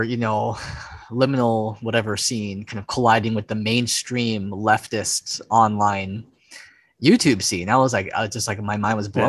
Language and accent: English; Hawaii, United States; Yeah, I was 17 years old and living in Hawaii. I grew up on the Big Island and I was a high school dropout.